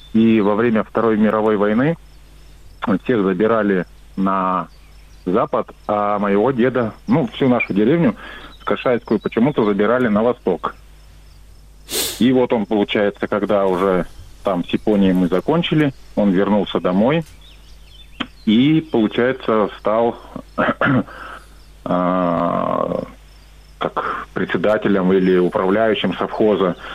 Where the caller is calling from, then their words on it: Miass, Chelyabinsk Oblast, Russia; я звоню из Челябинской области, город Миас